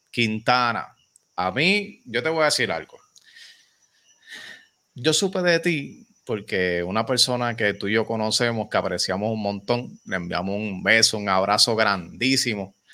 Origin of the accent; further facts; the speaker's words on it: Ponce, Puerto Rico; born there; porque antes de representar a este pueblo maravilloso de Yauco, yo nací en Ponce, señores.